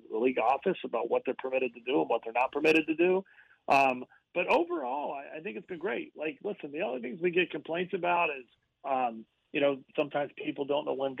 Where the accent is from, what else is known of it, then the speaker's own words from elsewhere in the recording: Central Pennsylvania, United States; growing up in Central Pennsylvania